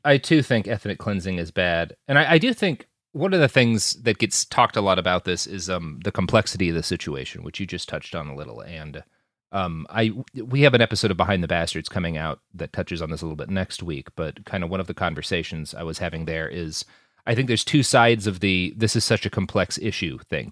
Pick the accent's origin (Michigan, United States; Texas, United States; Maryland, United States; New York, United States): Texas, United States; as a Texan